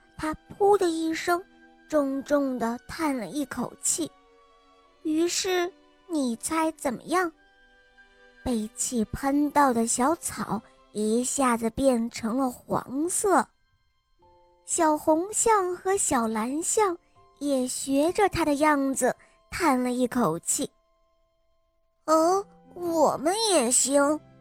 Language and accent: Chinese; Henan, China; 我来自河南